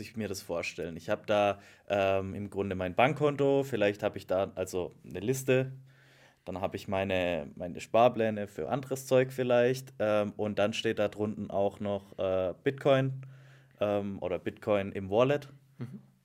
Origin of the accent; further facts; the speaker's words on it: Black Forest, Baden-Württemberg, Germany; aus auch meiner Heimat, aus dem Schwarzwald